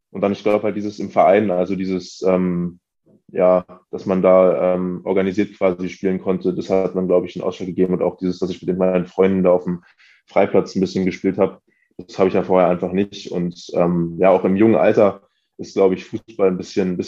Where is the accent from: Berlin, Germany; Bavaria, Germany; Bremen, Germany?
Berlin, Germany; ich bin in Wilhelmsruh aufgewachsen. Das ist ähm, in Pankow, aber so ein bisschen, ähm, bisschen weiter draußen gelegen, würde ich sagen.